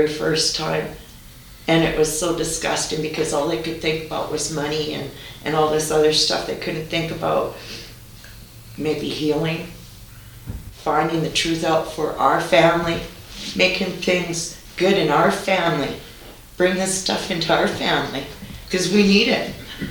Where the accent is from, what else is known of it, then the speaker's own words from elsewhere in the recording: Curve Lake, Ontario, Canada; You know, except that I'm from the Curve Lake area. That's what I know.